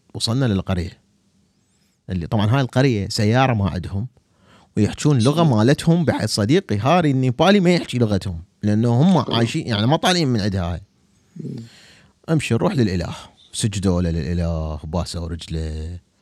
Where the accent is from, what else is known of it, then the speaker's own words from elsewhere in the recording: Baghdad, Baghdad Governorate, Iraq; أنا بغدادي